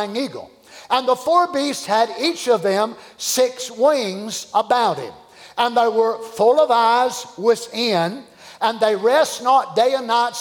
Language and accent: English; Kentucky, United States; I'm from Kentucky like he was